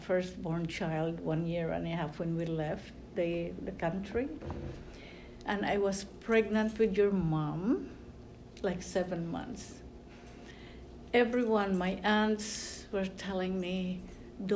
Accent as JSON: {"language": "English", "country": "Philippines", "first_language": "Tagalog", "second_language": "English", "moved": "as an adult", "lives_now": "United States", "said": "I'm Filipino too."}